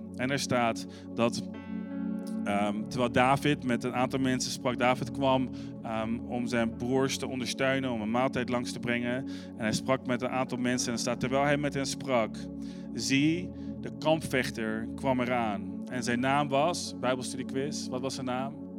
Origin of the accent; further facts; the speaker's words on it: Arnhem, Gelderland, Netherlands; moved away; also born or lived in Amsterdam; Ik ben opgegroeid in Arnhem